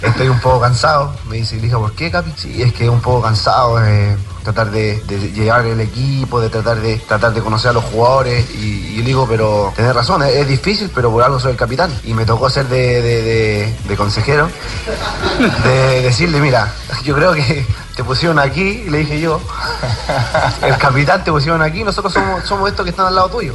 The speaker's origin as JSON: {"language": "Spanish", "country": "Chile", "said": "siendo chileno"}